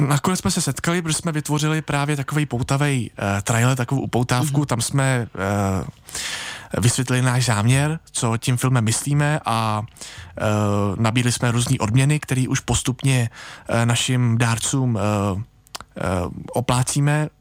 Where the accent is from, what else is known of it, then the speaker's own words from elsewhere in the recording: a small village near Plzeň, Plzeň Region, Czechia; Já pocházím z malé vesnice nedaleko Plzně